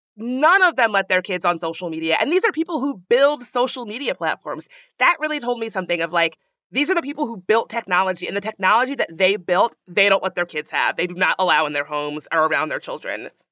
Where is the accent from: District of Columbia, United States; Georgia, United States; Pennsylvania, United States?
District of Columbia, United States; Washington; D C, hey, hey, my hometown